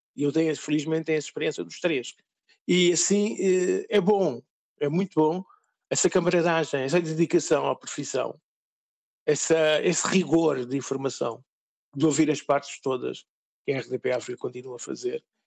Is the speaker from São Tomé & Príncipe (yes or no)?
yes; São Tomé & Príncipe; moved away as an adult; now in Portugal; Essa foi a razão fundamental pela qual saí do país